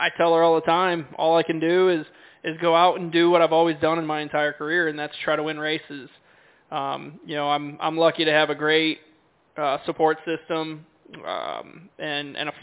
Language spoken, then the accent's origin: English; Connecticut, United States; I grew up in the Northeast in Connecticut racing 3 or 4 or 5 days a week